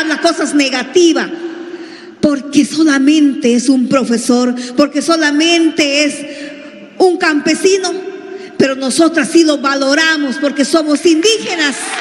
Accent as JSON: {"language": "Spanish", "region": "Peruvian Amazon", "country": "Peru"}